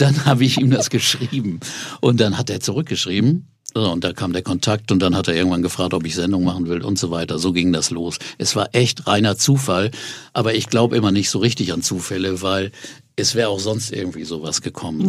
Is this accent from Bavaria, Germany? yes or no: no; near Osnabrück, Lower Saxony, Germany; wo ich aufgewachsen bin, bei Osnabrück in der Gegend